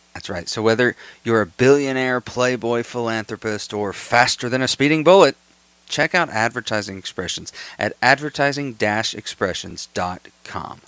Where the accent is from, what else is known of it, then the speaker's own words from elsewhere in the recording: United States; I'm an American